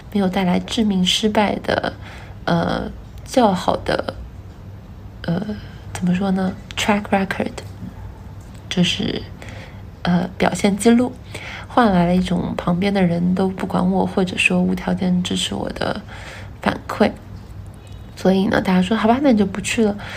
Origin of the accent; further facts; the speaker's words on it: Wuhan, Hubei, China; 我从小在武汉长大，然后小的时候，呃，其实我住武昌